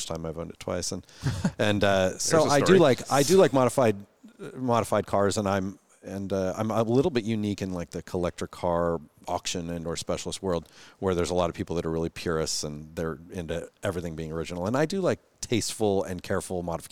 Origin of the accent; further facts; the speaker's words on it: Renton, Washington, United States; I grew up in Renton, went to Hazen High School, you know, just a local guy